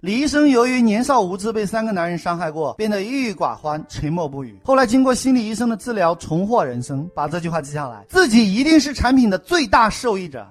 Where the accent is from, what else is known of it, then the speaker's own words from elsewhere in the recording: China; 我们中国人